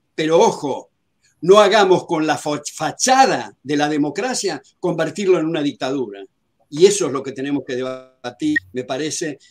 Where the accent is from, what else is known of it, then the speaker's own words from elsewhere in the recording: Argentina; yo soy afroargentino